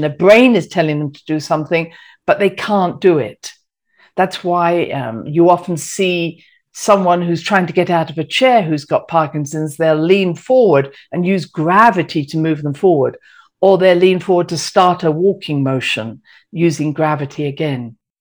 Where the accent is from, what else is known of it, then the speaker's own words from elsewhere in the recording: United Kingdom; moved away; I'm British